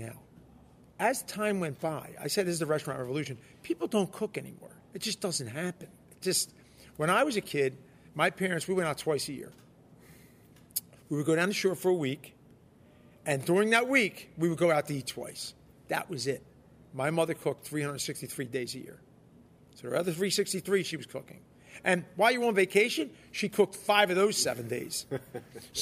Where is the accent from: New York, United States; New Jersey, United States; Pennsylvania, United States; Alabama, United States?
Pennsylvania, United States; Philadelphia; I was born in Philly. I'm raised in Philly